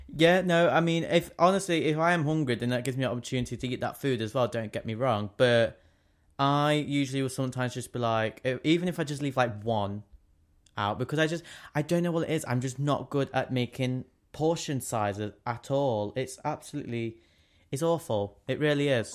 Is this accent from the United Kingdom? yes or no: yes; England, United Kingdom; we're English